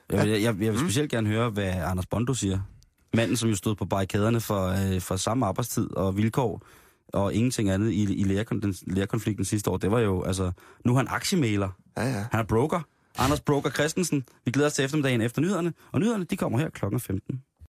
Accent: Denmark; det er ude fra Midtjylland af, hvor jeg kommer fra

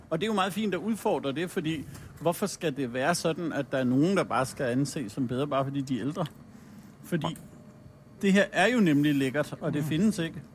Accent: Allerød, Capital Region of Denmark, Denmark; moved away as an adult; also born or lived in Hillerød; now in Jutland, Denmark; Jeg er født i Hillerød og vokset op i Allerød, over på Sjælland

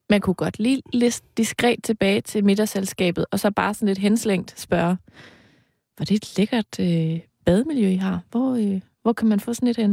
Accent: East Jutland, Denmark; min hjemstavn, nemlig Østjylland

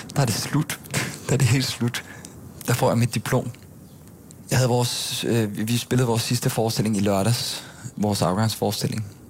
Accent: Gilleleje, Capital Region of Denmark, Denmark; moved away as an adult; also born or lived in Bornholm; now in Copenhagen, Denmark; jeg er født på Bornholm, faktisk. Øh, og så boede jeg der, da jeg var seks. Og så flyttede vi alle sammen til Gilleleje op i Nordsjælland, øh, hvor jeg så voksede op og gik i folkeskole

